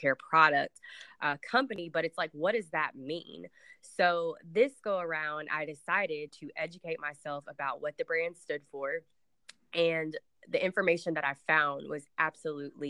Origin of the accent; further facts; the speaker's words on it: Nashville, Tennessee, United States; So I am from Nashville, Tennessee. I do still currently live in Nashville